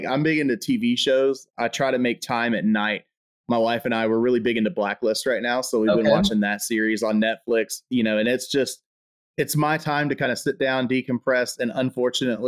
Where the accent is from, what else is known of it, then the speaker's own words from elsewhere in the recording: Texas, United States; as a Texan